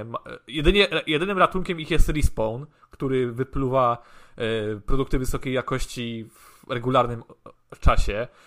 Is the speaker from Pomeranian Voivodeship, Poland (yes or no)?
yes; Gdańsk, Pomeranian Voivodeship, Poland; u nas w Gdańsku na przykład na Żabiance